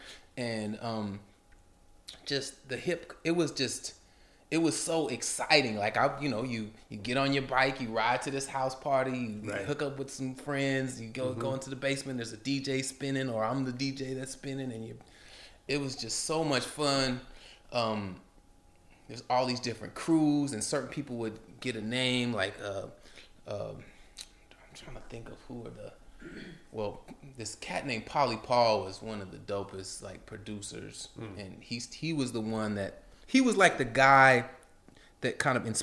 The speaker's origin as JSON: {"language": "English", "town": "Portland", "region": "Oregon", "country": "United States", "tie": "born or raised there", "said": "growing up in Portland"}